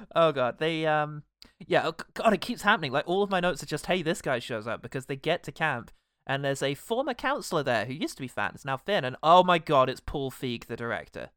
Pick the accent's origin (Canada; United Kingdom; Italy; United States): United Kingdom; England; as a British person who spent no time in America